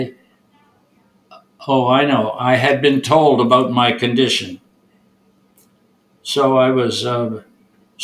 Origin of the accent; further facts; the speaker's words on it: Toronto, Ontario, Canada; now in Burlington, Canada; I was born in Toronto, and I grew there